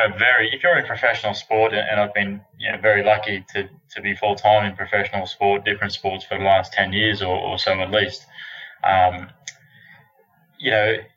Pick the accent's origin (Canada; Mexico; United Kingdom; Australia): Australia; moved away as an adult; now in Texas, United States; I'm an Australian, obviously, although I'm in Texas at the moment.